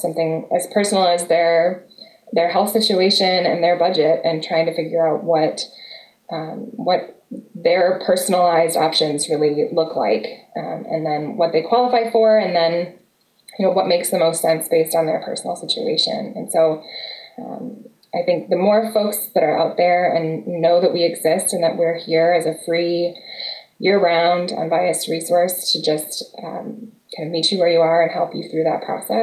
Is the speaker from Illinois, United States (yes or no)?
no; Madison, Wisconsin, United States; moved away as an adult; also born or lived in Texas; I grew up in Madison, but we came here from the South